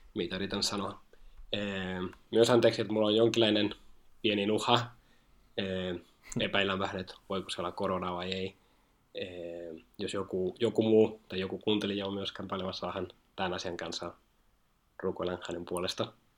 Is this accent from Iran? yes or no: no; Spain; Finnish is a second language; moved away as an adult; now in Finland; mä oon itse alun perin Espanjasta ja muuten Suomen opiskelemaan tänne